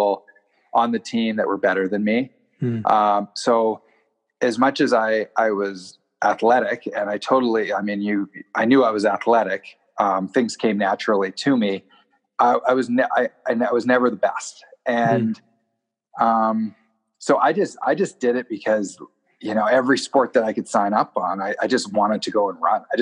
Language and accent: English; North Vancouver, British Columbia, Canada; moved away; also born or lived in Invermere, British Columbia; I grew up in Deep Cove in North Vancouver